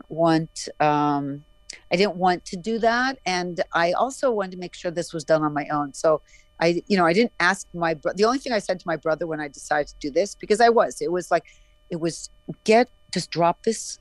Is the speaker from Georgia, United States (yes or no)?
no; Arizona, United States; making films growing up in Arizona because there was nothing else